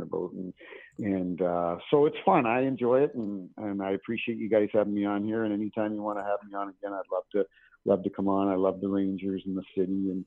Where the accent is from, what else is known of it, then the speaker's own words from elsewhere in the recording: Canada; moved away as an adult; now in St. Louis, United States; I'm from Canada, but it happens at my adopted hometown in St. Louis, and been here 20 years.